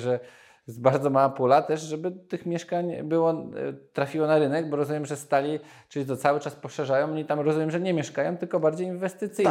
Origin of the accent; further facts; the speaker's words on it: Nowy Sącz, Lesser Poland, Poland; Nowy sąd, z którego pochodzę